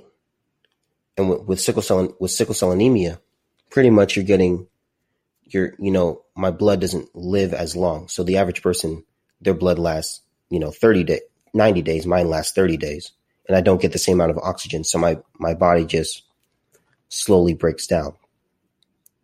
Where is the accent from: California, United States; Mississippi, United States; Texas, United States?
California, United States; Southern; also born or lived in Azusa, California / Corona Norco area, California; I grew up in Southern California. I lived in Azusa for a little bit, and then my family moved to the Corona Norco area